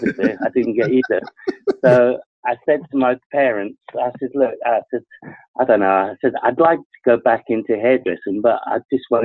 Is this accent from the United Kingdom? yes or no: yes; England, United Kingdom; also born or lived in Scotland; I was born in Scotland, moved down to England